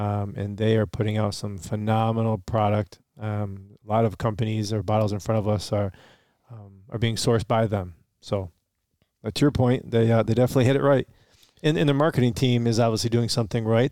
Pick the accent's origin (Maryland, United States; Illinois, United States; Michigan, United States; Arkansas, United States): Michigan, United States; Romeo; we're from Romeo, Michigan